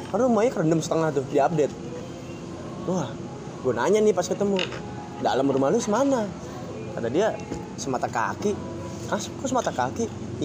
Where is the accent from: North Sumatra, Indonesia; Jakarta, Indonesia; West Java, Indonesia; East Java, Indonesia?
West Java, Indonesia; Bekasi; kebetulan saya orang Bekasi